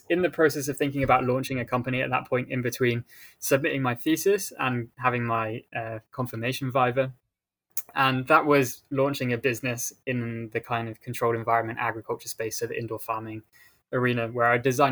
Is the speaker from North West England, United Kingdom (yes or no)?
no; Shropshire, West Midlands, United Kingdom; I grew up in rural England on the west coast, not the west coast, the west side of England, pretty much on the border between England and Wales in a small county called Shropshire.